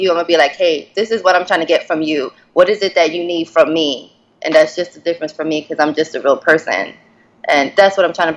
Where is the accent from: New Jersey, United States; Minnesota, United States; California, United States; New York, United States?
New York, United States; now in DMV (Washington, D.C. area), United States; I'm from New York originally, but I stay out in DMV